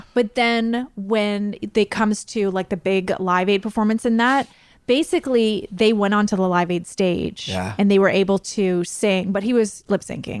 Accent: Canada; we're Canadian, we say biopic.

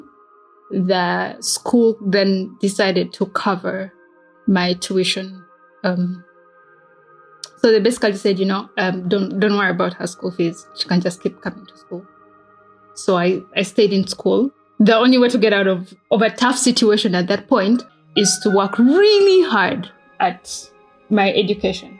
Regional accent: Mubende, Central Region, Uganda; moved away as an adult; also born or lived in Amherst, United States / Chicago, United States; I grew up mostly in a district called Mubende

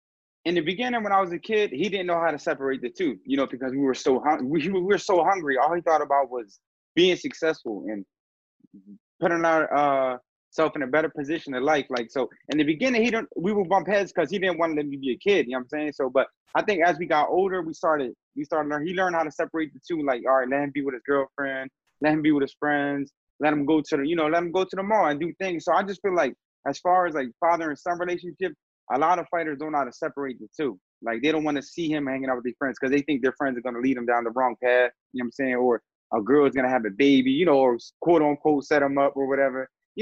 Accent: Philadelphia, Pennsylvania, United States; coming out of Philly, it's just an old school town

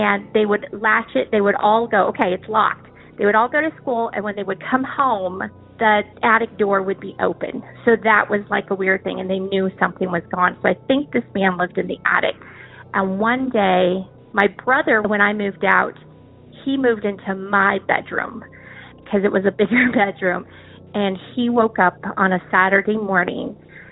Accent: Albuquerque, New Mexico, United States; I am from Albuquerque, New Mexico

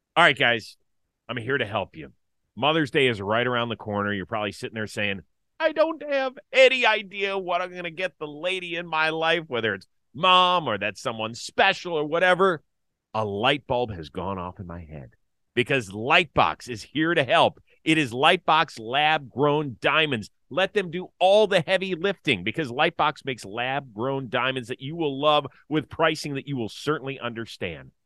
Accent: Cleveland, Ohio, United States; I'm from Cleveland.

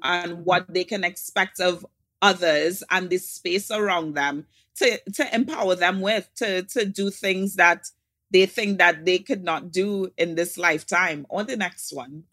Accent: Trinidad & Tobago; From Trinidad and Tobago

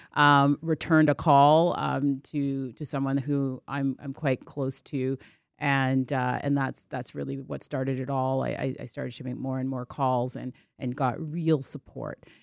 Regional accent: Toronto, Ontario, Canada; I'm a kid from Scarborough, that's where I grew up

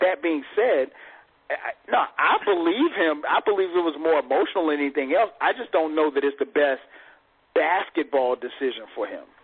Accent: South Carolina, United States; moved away; I'm from a little small place in South Carolina

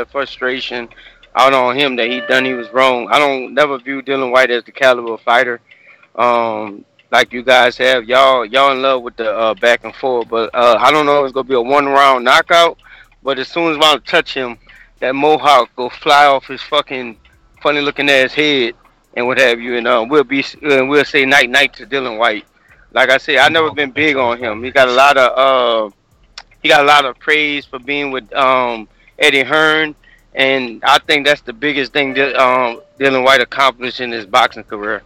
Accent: Alabama, United States; moved away; I'm originally from Alabama.

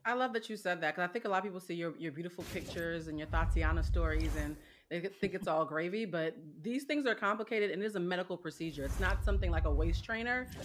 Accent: Boston, Massachusetts, United States; I am from Boston, Massachusetts

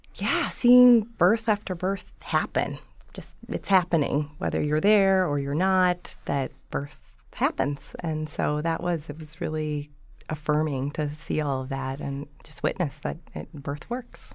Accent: Dubuque, Iowa, United States; moved away; I'm from Iowa, originally.

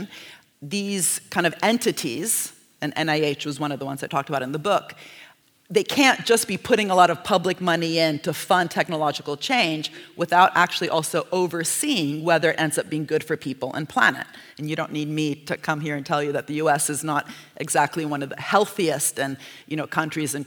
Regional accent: Italy; I'm from Italy

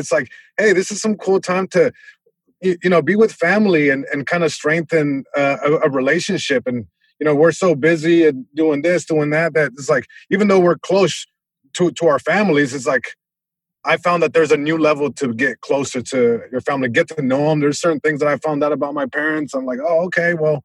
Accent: Long Beach, California, United States; I grew up in Eastside Long Beach.

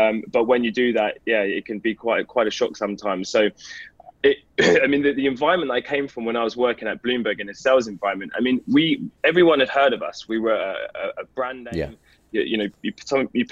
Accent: London, United Kingdom; moved away; also born or lived in north of England; I was born and raised in London in a place called Enfield.

